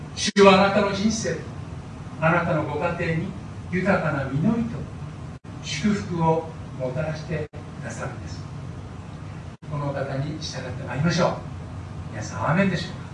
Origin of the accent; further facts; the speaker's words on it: Koriyama, Fukushima, Japan; moved away; 私は東北の農家の出身ですので